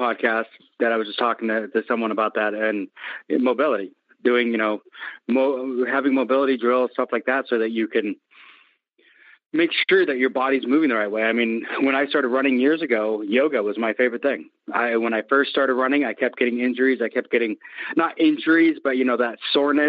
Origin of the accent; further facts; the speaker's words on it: Seattle, Washington, United States; I'm from Seattle